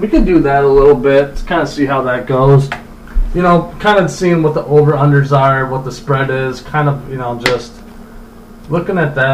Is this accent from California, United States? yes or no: no; Michigan, United States; I grew up in Michigan and grew up loving the Lions